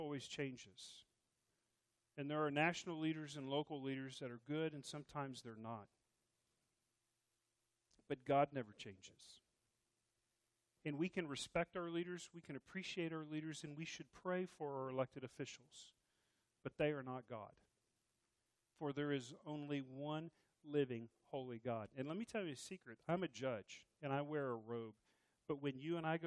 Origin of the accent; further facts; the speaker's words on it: Texas, United States; I'm Texan